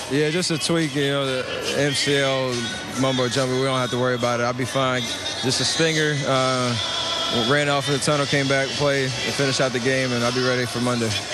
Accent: Charlotte, North Carolina, United States; born or raised there

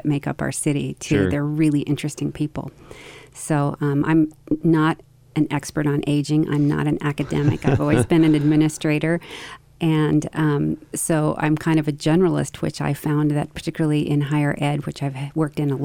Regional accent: Idaho, United States; I grew up in Idaho and studied theater in undergraduate school

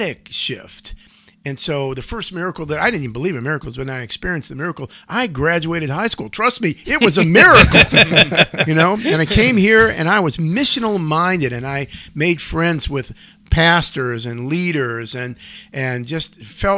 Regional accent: Cleveland Heights, Ohio, United States; I grew up in the Cleveland, east side suburbs of Cleveland Heights and University Heights.

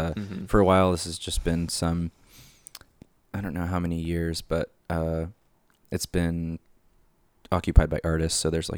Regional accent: Long Beach, California, United States; Yeah, I'm originally from Long Beach, LA County.

